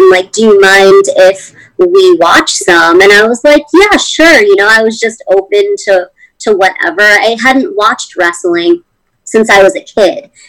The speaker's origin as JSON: {"language": "English", "region": "East Coast", "country": "United States", "said": "I mean, I'm from the East Coast"}